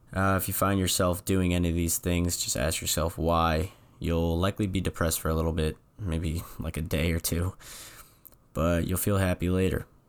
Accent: New England, United States; moved away; I'm from New England.

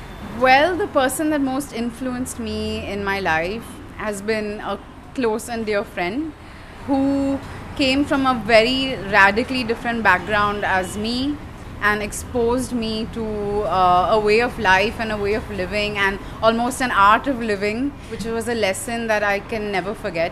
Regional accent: Mumbai, Maharashtra, India; also born or lived in Baroda, Gujarat / Netherlands; I'm from Mumbai. I grew up here

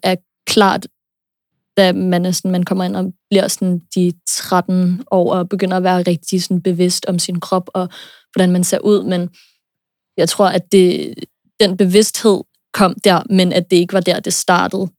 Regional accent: United States; moved away; jeg er født og opvokset i USA

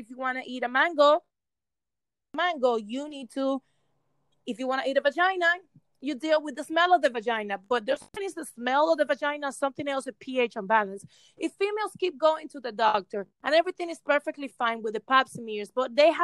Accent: Cuba; now in Miami, United States; I was born in Cuba, raised in Cuba, and I've been living in Miami for over 27 years.

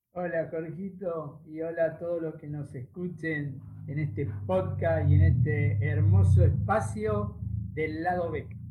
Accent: Vicente López, Buenos Aires Province, Argentina; also born or lived in Villa Ballester, San Martín; nací acá en, Vicente López, acá digo, en Vicente López, en, yo vivo en Villa Ballester, en Partido de San Martín

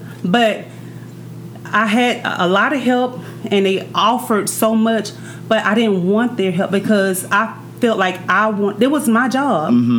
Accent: Alabama, United States; I'm actually from Alabama.

